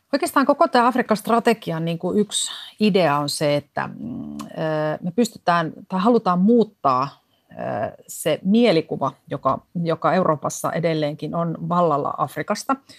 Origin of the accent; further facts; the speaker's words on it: Finland; tulen Suomesta